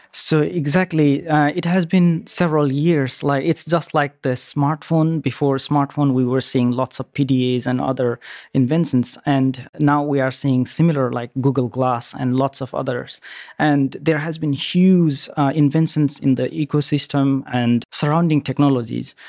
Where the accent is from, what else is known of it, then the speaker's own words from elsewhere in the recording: Nepal; moved away; also born or lived in New Zealand; I'm originally from Nepal, and then I lived in New Zealand and quite a long journey.